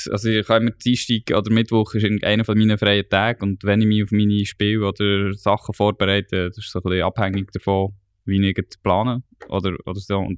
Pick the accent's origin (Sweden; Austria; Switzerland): Switzerland; Basel, Basel-Stadt; accent: Basel German; Eigentlich bin ich ja Basler.